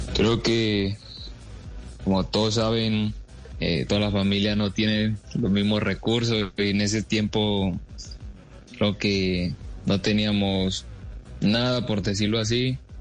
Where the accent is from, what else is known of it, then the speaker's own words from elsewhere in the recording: Medellín, Antioquia, Colombia; Yo llegué a, a, la ciudad de Medellín demasiado niño, de ahí me, me formé en el Club Deportivo Estudiantil, donde estuve casi nueve años